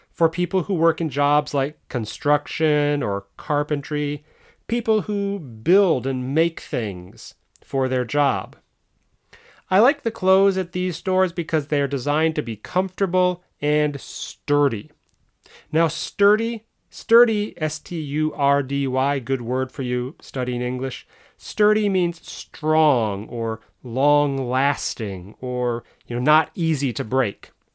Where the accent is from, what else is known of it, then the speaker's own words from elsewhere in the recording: United States; I'm American